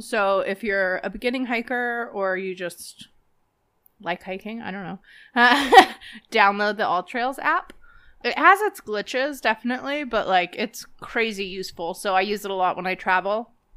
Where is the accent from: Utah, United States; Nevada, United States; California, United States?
Nevada, United States; Las Vegas; moved away; growing up in Vegas